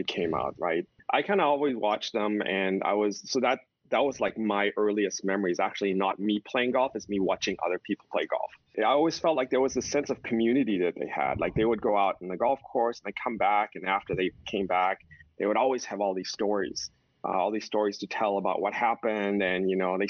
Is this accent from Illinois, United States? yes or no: no; Houston, Texas, United States; moved away as an adult; also born or lived in New York; now in California, United States; I grew up in Texas